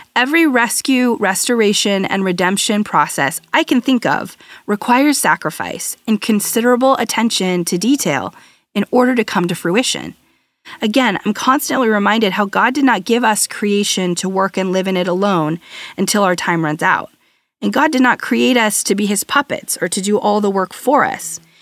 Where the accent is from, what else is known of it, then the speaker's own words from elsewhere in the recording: United States; I'm American, a firstborn